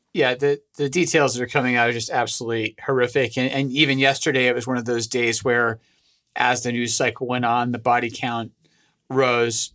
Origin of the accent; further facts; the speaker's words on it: Scotland, United Kingdom; moved away; I'm originally from Scotland.